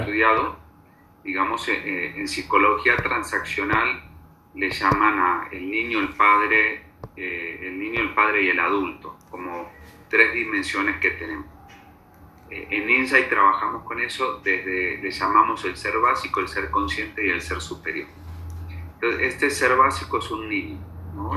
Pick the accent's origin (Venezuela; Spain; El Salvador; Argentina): Argentina; Buenos Aires; moved away as an adult; now in Bogotá, Colombia; nací en Buenos Aires, hace cincuenta y tres años